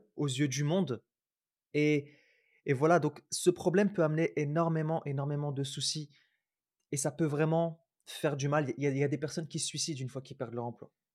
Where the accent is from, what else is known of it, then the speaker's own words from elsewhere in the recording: Roubaix, Hauts-de-France, France; je suis pas que roubaisien parce que j'ai grandi à Roubaix.